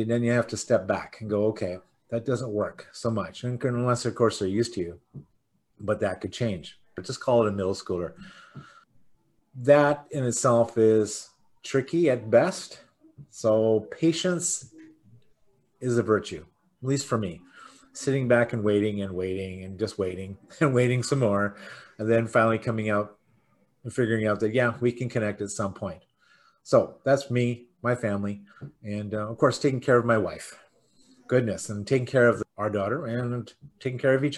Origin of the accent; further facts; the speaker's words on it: Canada; we call each other Canadian because we're from Canada